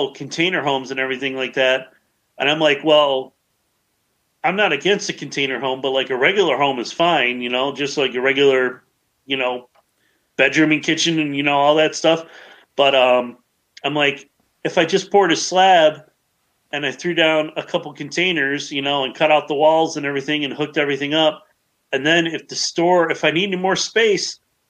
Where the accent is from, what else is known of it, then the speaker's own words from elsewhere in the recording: Chicago, Illinois, United States; I'm a city boy. I actually grew up in Chicago